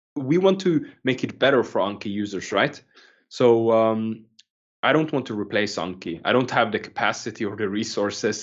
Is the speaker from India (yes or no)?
no; Norway; also born or lived in Kenya; when I was growing up, um, lived in a small island in Norway. Uh, like we moved from Kenya before I used to live there